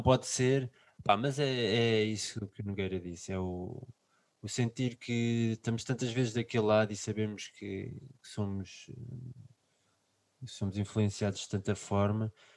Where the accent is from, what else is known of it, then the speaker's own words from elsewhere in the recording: Lisbon, Portugal; somos de Lisboa